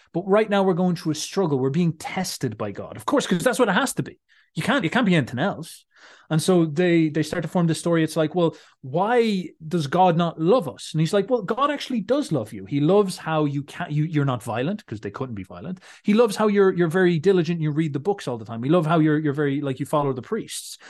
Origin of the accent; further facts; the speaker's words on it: Ireland; I'm Irish